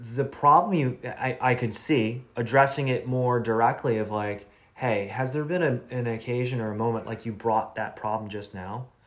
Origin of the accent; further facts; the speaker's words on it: Midwest, United States; I grew up in the Midwest, so it's like more conservative